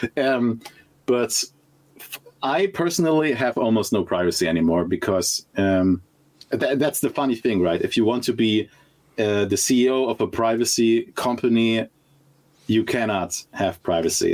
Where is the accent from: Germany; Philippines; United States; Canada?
Germany; I'm originally from Germany